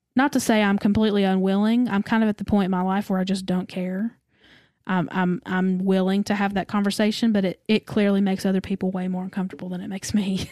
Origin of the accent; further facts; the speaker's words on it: the South, United States; I was raised in the South